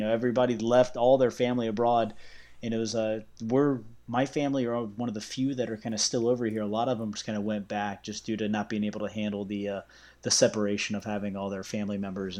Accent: Virginia, United States; also born or lived in United Kingdom; now in Orlando, United States; I live just north of Orlando, but I grew up in Southeast Virginia, but I immigrated from the UK in 1984.

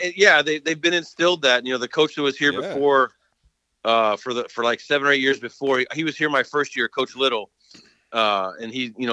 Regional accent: Utah, United States; moved away as an adult; now in Columbus, North Carolina, United States; I grew up in Utah. I played high school ball in Utah

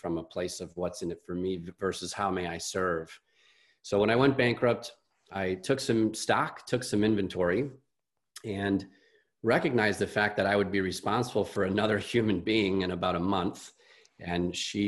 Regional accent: Chicago, Illinois, United States; I'm a Midwesterner. I'm from Chicago

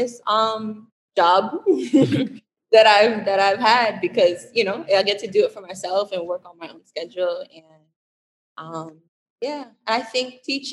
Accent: Jamaica; Jamaica, I was born in Jamaica

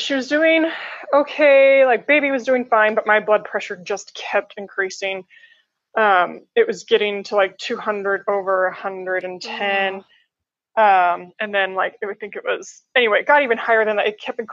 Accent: Colorado, United States; now in Columbus, United States; I was born and raised in Colorado. Now I live in Columbus, Ohio

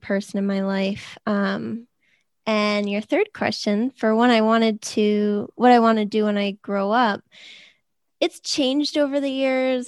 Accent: Boston, Massachusetts, United States; I'm from the Boston area. I never left.

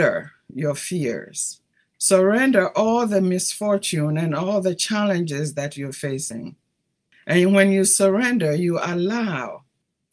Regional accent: Ghana; moved away as an adult; also born or lived in Italy / Brazil; now in United States; growing up in Ghana

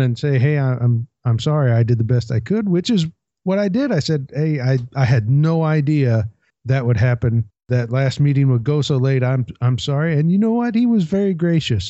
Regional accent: Port Townsend, Washington, United States; my hometown of Port Townsend

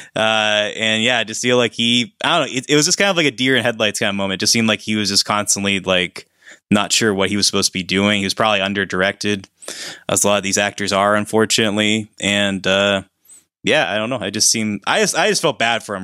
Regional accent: Pennsylvania, United States; we're both from Pennsylvania

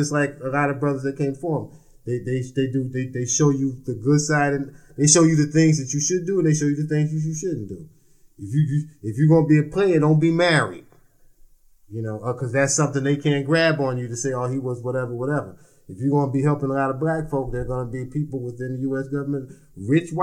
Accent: United States; also born or lived in New York; now in Washington, D.C., United States; I'm from Jersey and New York

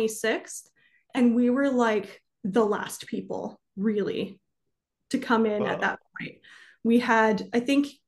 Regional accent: Cody, Wyoming, United States; moved away; also born or lived in Jordan / China / Belgium; I'm from Cody, which is like right outside of Yellowstone

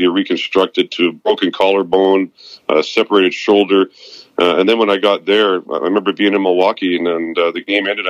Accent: Vancouver, British Columbia, Canada; moved away as an adult; now in West Palm Beach, United States; I'm leaving to go back home where I was born and raised in Vancouver, British Columbia

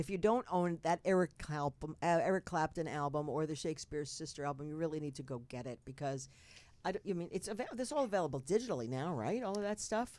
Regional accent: North Bergen, New Jersey, United States; I was born and raised in North Bergen, New Jersey

